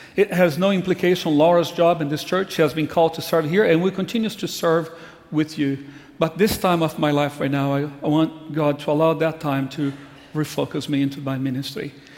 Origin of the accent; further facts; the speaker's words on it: Brazil; moved away as an adult; I grew up in Brazil.